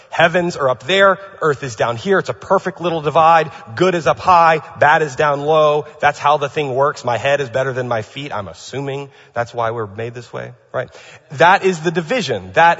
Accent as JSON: {"language": "English", "region": "California", "country": "United States", "said": "By the way, I'm from California, now that I live here, I know what it means to have a geological fault."}